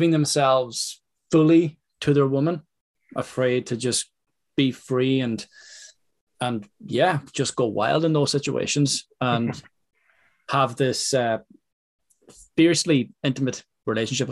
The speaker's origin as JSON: {"language": "English", "country": "Ireland", "said": "I'm speaking from Ireland here"}